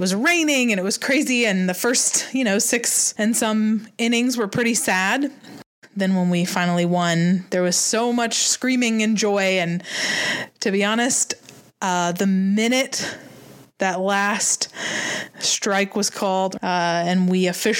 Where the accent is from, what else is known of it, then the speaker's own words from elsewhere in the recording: Washington, District of Columbia, United States; now in Columbia, United States; I'm from Columbia, South Carolina. Well, I live here now, but I grew up in D.C.